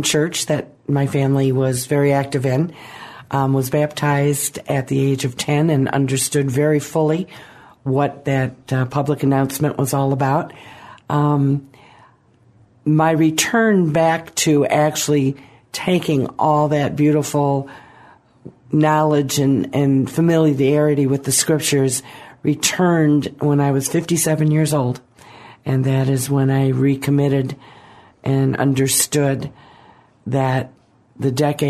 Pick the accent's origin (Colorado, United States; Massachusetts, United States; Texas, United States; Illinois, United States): Illinois, United States; Lake County; I grew up in Lake County, Illinois